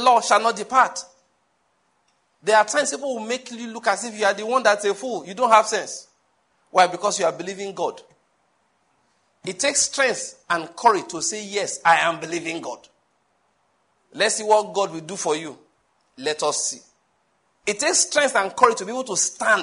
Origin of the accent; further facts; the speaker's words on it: Owo, Ondo, Nigeria; now in Enugu, Nigeria; My hometown is Owo in Ondo State